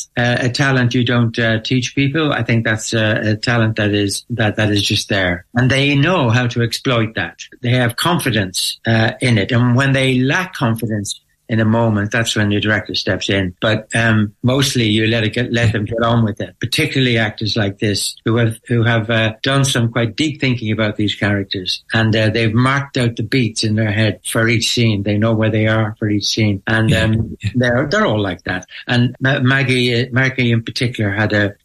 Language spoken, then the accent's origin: English; Ireland; growing up in Ireland.